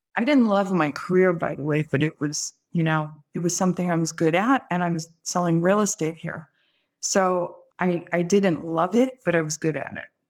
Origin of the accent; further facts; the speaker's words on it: Brooklyn, New York, United States; moved away; also born or lived in California; I'm from Brooklyn